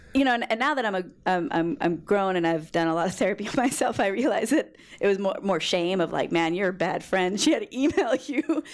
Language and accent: English; Long Beach, California, United States; I grew up on the west side of Long Beach